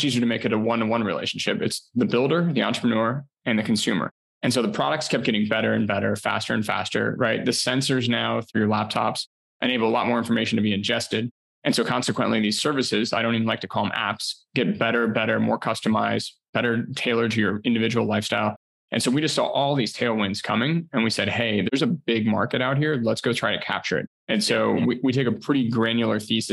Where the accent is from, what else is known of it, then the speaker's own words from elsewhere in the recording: Ohio, United States; moved away as an adult; also born or lived in Chicago; I'm actually originally from Ohio